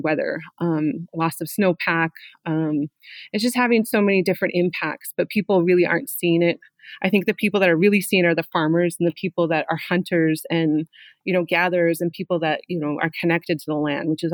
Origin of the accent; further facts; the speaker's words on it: Saskatchewan, Canada; I am from Treaty 4, which is southern Alberta, southern Saskatchewan, and southern Manitoba